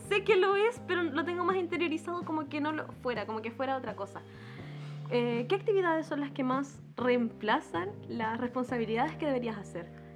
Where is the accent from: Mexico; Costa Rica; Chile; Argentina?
Chile; nosotros como chilenos